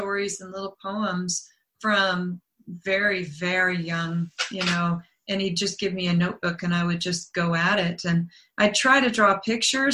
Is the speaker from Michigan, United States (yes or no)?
no; Denver, Colorado, United States; also born or lived in Las Vegas, Nevada; now in Montana, United States; was also raised in the Rocky Mountains in Denver